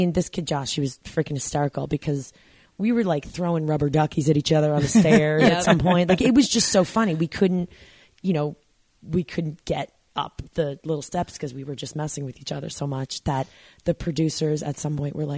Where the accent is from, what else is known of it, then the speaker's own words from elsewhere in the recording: New York, United States; I'm a New Yorker.